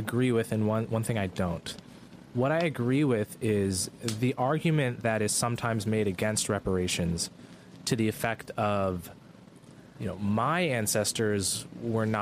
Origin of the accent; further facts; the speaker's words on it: New Jersey, United States; I was born in New Jersey